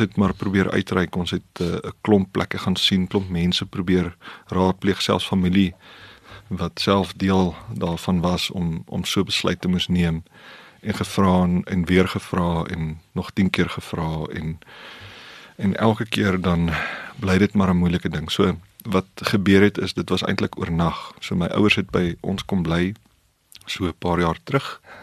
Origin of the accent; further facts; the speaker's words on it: Polokwane, Limpopo, South Africa; ons het in Pietersburg groot geword